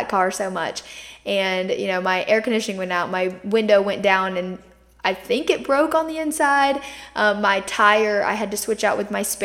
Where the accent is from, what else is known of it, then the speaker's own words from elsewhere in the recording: Myrtle Beach, South Carolina, United States; I grew up in Myrtle Beach, South Carolina. I still live here